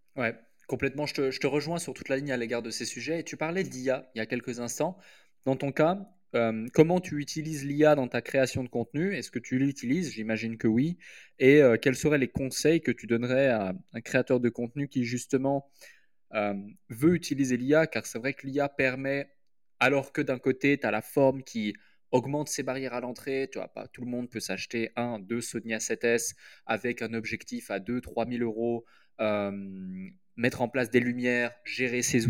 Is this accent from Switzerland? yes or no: yes; Switzerland; moved away as an adult; also born or lived in United Kingdom; now in Dubai, United Arab Emirates; je suis suisse, j'ai grandi en Suisse